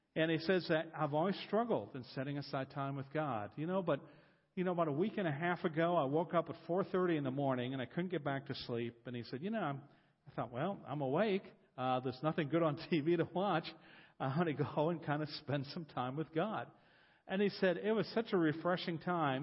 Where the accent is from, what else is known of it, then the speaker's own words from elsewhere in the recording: Columbus, Ohio, United States; I'm from Columbus, Ohio.